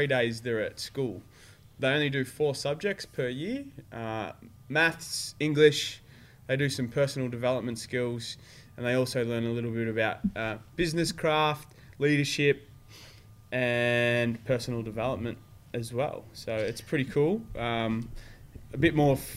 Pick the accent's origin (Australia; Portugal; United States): Australia; Somerville, Victoria; also born or lived in Frankston; I grew up on the Mornington Peninsula.